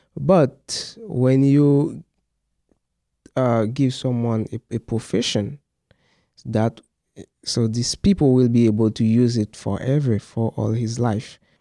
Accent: Mizak, Haiti; I'm from Mizak. Mizak is, uh, a small town. It is about three hours from Port-au-Prince. So this is where I grew up.

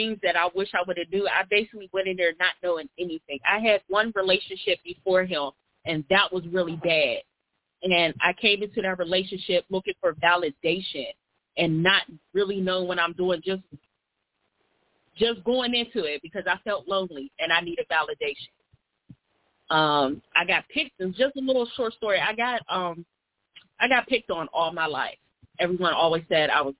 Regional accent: Pittsburgh, Pennsylvania, United States; I'm from Pittsburgh, PA. I was born and raised

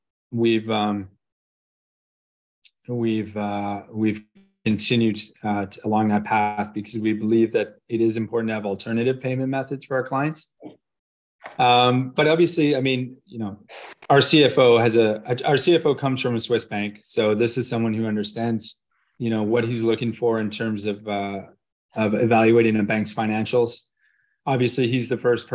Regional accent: Canada; I'm Canadian

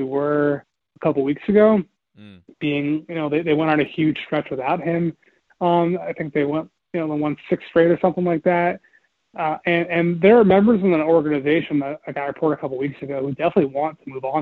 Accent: Philadelphia, Pennsylvania, United States; I'm from Philly originally, and I grew up a Sixers fan

